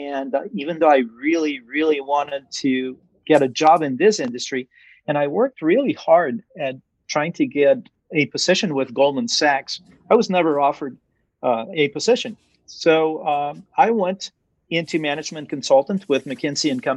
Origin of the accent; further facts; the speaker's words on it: Venezuela; moved away as an adult; I was born in Venezuela. I was raised in Venezuela until I was about 18 years old, and my family was there